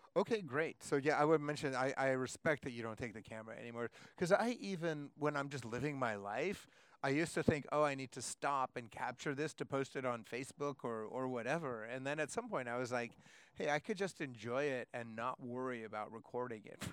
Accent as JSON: {"language": "English", "town": "Seattle", "region": "Washington", "country": "United States", "said": "I'm from Seattle, where it's also cold and raining."}